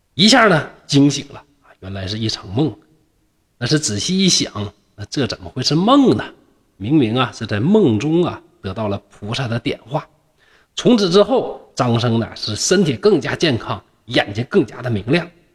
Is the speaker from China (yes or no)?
yes; China; 那这就是我们中国人浪漫的那种情怀